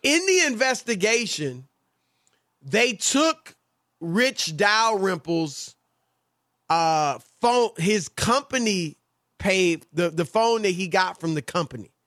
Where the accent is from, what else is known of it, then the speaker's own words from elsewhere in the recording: Midwest, United States; moved away; when I was a kid growing up in the Midwest